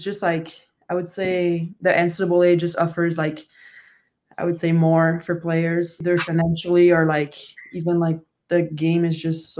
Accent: Canada; first language French; English is a second language; moved away as an adult; because French is my first language, and I kind of, you know, I had those classes at school for English

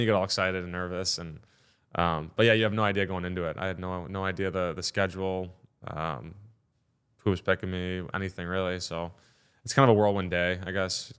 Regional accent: Detroit, Michigan, United States; now in Columbus, United States; I'm from Detroit

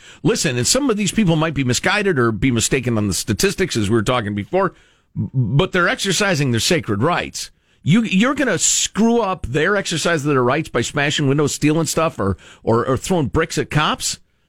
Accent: Chicagoland, Illinois, United States; I grew up with it in Chicagoland.

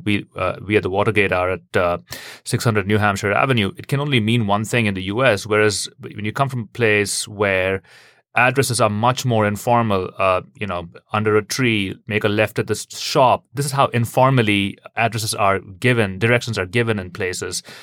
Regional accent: India; now in United States; I'm from India originally

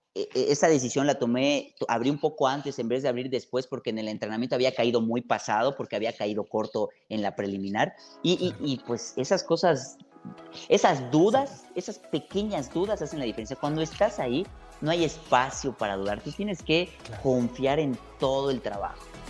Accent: Mérida, Yucatán, Mexico; Yo soy de Mérida, obviamente. El ir al mar, ir a la playa que está 20 minutos es cosa cotidiana

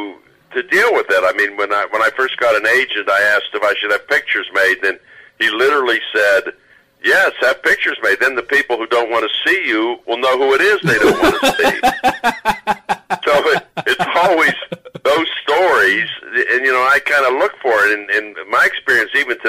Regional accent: United States; born and raised in America

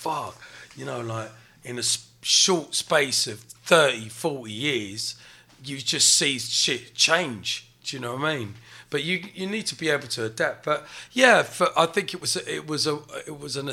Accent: England, United Kingdom; I'm proud to be British. I was born in England

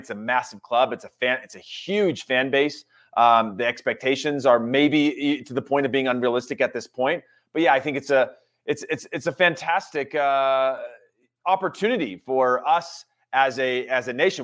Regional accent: United States; being an American fan

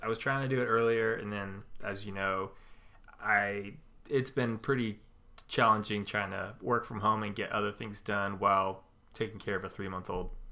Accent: California, United States; now in Midwest, United States; where I grew up in California

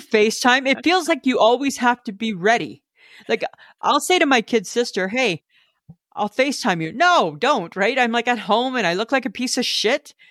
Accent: Southern Ontario, Canada; moved away as an adult; also born or lived in Manitoba; I grew up in Ontario

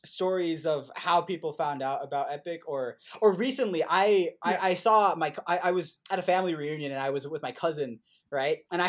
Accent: Puerto Rico; moved away as an adult; also born or lived in Indiana, United States; growing up in Puerto Rico

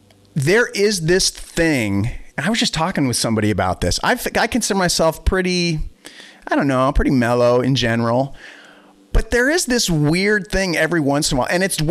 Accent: Boston, Massachusetts, United States; now in Wisconsin, United States; And then we moved to Wisconsin from the Boston area. But yeah, you know, it's like, I always wonder how different life would have been had I stayed in Boston

